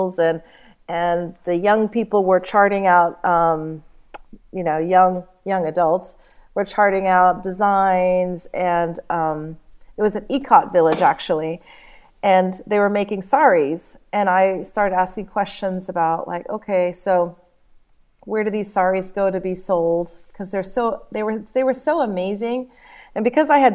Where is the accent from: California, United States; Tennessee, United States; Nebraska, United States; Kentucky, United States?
Tennessee, United States; Nashville; moved away; also born or lived in India; when I was a child, I grew up in Nashville, Tennessee